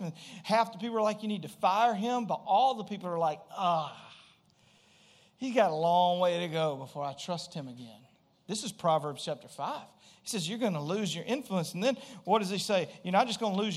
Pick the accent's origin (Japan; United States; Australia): United States; Springhill, Louisiana; I grew up in Louisiana